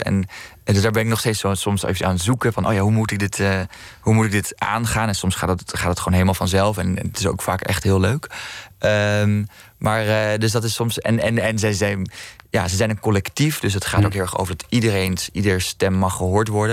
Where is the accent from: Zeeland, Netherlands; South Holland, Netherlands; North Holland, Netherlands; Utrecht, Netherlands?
North Holland, Netherlands; Amsterdam; also born or lived in Maastricht